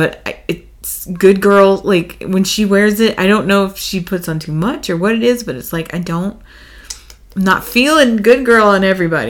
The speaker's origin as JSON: {"language": "English", "region": "Texas", "country": "United States", "said": "We are from Texas."}